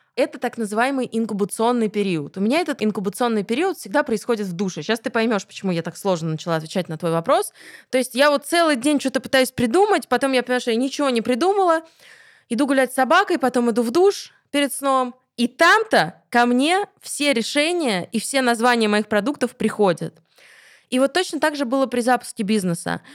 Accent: Krasnogorsk, Moscow Oblast, Russia; в Красногорске, в моем родном городе

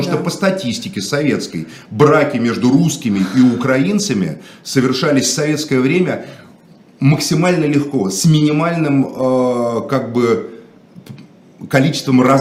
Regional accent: Moscow, Russia; я не считаю себя украинцем. Отец. Я москвич, родился в Москве.

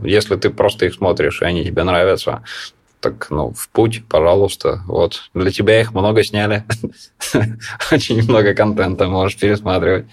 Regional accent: Siberia, Russia; moved away as an adult; now in Moscow, Russia; Я сам из Сибири, вот пять лет живу в Москве

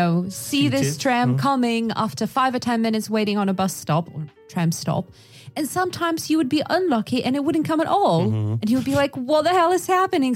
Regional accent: Yakutia, Sakha Republic, Russia; I'm originally from Yakutia

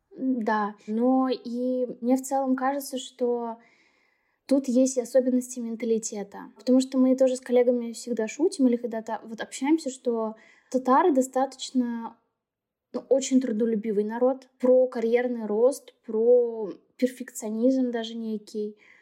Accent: Naberezhnye Chelny, Tatarstan, Russia; я сама родом из Челнов.

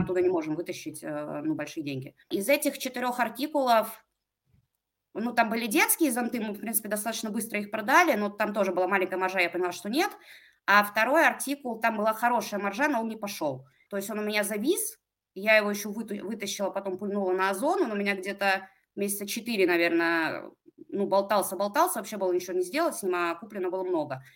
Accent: Pskov, Pskov Oblast, Russia; also born or lived in Saint Petersburg; Я из Пскова, а, это небольшой маленький город а, рядом с Питером.

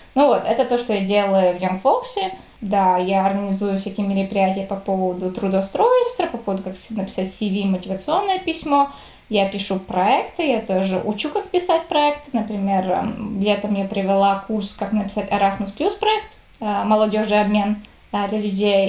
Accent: Latvia; я всегда была в латышских школах

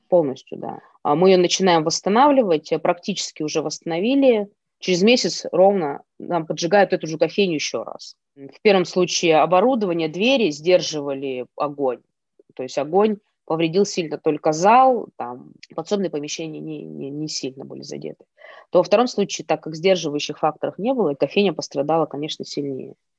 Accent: Ust-Kamenogorsk, East Kazakhstan Region, Kazakhstan; moved away as an adult; also born or lived in Moscow, Russia; now in Novosibirsk, Russia; я из Казахстана, с Усть-Каменогорска, с небольшого. маленького городишке.

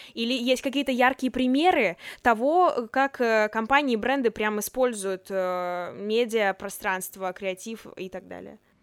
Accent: Chelyabinsk, Chelyabinsk Oblast, Russia; moved away as an adult; now in Moscow, Russia; Я из Челябинска, но уже год живу, учусь в Москве на журналистике в Вышке

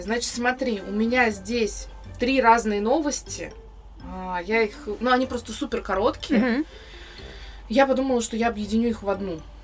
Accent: Russia; я родилась в России

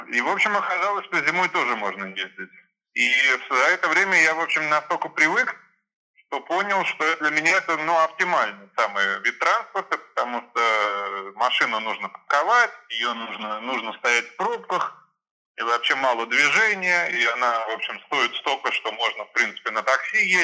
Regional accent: Germany; now in Saint Petersburg, Russia; Ну, я родился в Ленинграде, потом э, жил в Германии 20 лет, э, с детства

